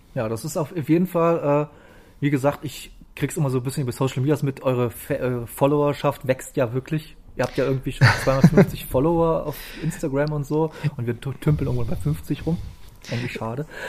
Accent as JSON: {"language": "German", "region": "East Germany", "country": "Germany", "said": "ich als Ostdeutscher"}